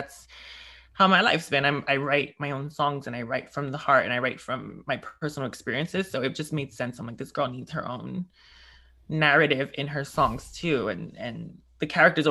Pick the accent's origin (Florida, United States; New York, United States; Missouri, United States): New York, United States; as a New Yorker